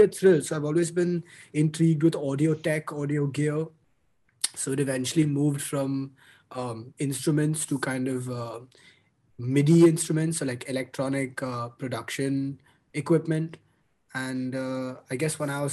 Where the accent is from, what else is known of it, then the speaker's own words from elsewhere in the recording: Mumbai, Maharashtra, India; also born or lived in Boston, United States; I'm born and raised in Mumbai. I spent my whole life here.